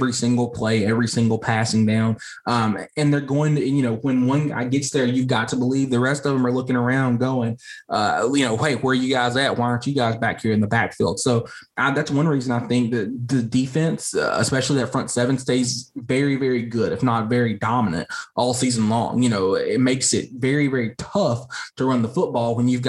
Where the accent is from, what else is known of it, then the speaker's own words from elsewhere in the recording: near North Hall High School, Georgia, United States; North Hall High School near my hometown